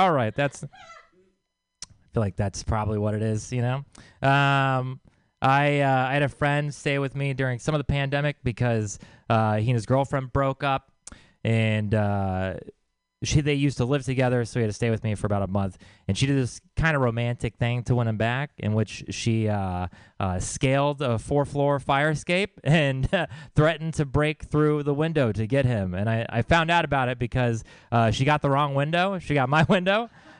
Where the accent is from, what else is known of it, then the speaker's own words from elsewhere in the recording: Texas, United States; I'm from Texas, and lately when I tell people that, they've been saying, oh, I'm sorry.